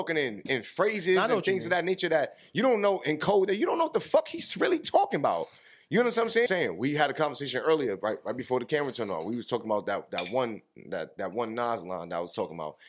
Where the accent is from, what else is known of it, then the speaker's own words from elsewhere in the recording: New York, United States; we grew up in New York